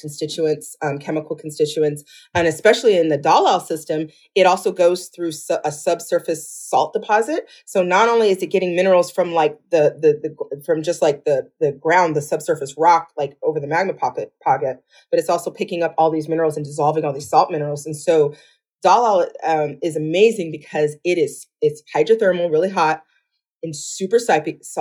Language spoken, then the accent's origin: English; Rockford, Illinois, United States; I'm a Midwestern kid. I grew up in a town called Rockford, Illinois, which is just west of Chicago, about 90 miles